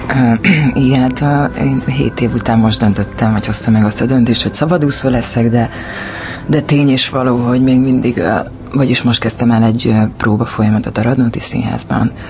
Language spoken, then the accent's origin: Hungarian; Hungary; Igen, ott születtem 31 évvel ezelőtt. Aztán ö, oda jártam általános iskolába.